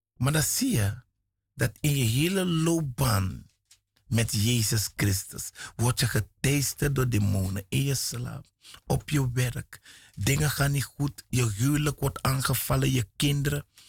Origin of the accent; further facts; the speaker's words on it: Suriname; ik kom uit Suriname